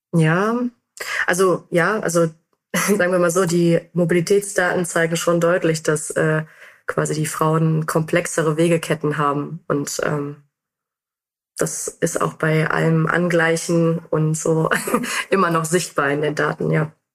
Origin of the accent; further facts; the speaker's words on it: North Rhine-Westphalia, Germany; now in Frankfurt, Germany; ich bin äh, in NRW aufgewachsen